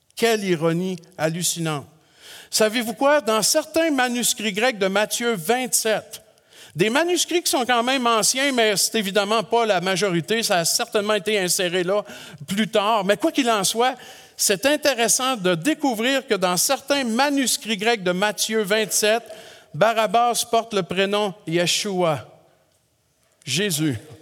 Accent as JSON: {"language": "French", "region": "Quebec", "country": "Canada", "said": "chez nous au Québec"}